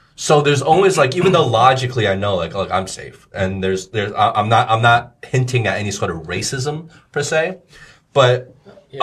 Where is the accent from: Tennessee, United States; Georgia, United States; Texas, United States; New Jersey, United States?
New Jersey, United States; Plainfield; moved away as an adult; now in China; I grew up in the States. So I grew up in New Jersey.